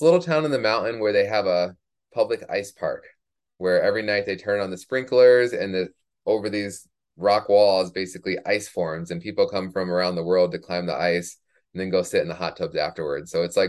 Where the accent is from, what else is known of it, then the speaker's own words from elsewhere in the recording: Minnesota, United States; also born or lived in Oklahoma / Michigan / New Mexico / Arizona; now in Colorado, United States; So I like to say I grew up in Minnesota, even though I only went to high school there.